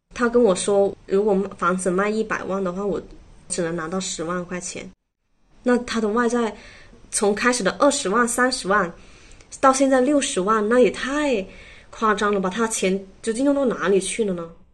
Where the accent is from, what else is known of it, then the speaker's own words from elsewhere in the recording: Foshan, Guangdong, China; 我来自佛山，今年的话二十九岁